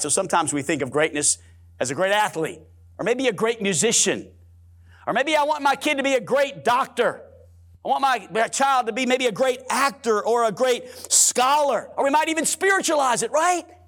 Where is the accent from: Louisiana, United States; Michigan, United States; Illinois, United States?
Louisiana, United States; New Orleans; I'm born and raised in New Orleans, Louisiana, and I can say it like it's supposed to be said, New Orleans